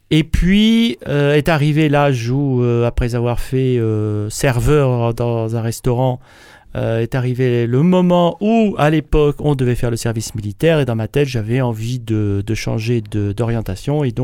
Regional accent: Berry, Indre, Centre-Val de Loire, France; Moi je suis né dans la, dans la région du Berry, donc plus précisément l'Indre. Pour ceux qui connaissent pas, c'est Châteauroux. donc c'est centre de la France, hein, mais ça reste un endroit où on connaît moins parce que c'est moins balnéaire.

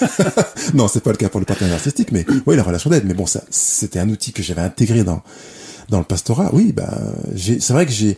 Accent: Lyon, Auvergne-Rhône-Alpes, France; Je suis né à Lyon

